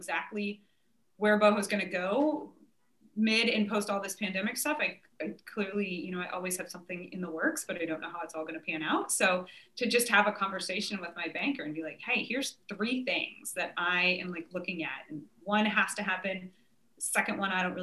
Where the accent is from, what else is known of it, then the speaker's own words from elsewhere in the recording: Nebraska, United States; now in Richmond, United States; I grew up in Nebraska